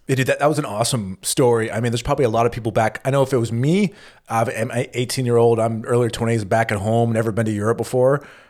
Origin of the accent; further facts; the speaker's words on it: United States; as an American